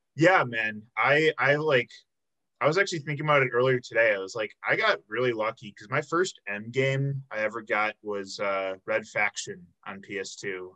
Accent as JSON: {"language": "English", "town": "Chicago", "region": "Illinois", "country": "United States", "said": "I'm from the Chicago area"}